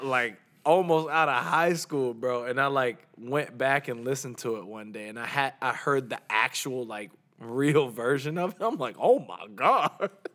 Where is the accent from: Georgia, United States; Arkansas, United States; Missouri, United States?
Georgia, United States; accent: Southern; also born or lived in Orlando, Florida; growing up in Georgia